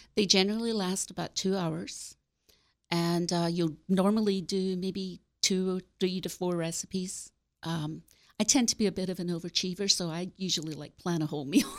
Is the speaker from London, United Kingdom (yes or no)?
no; Glasgow, Scotland, United Kingdom; now in West Virginia, United States; I grew up in Scotland, in Glasgow.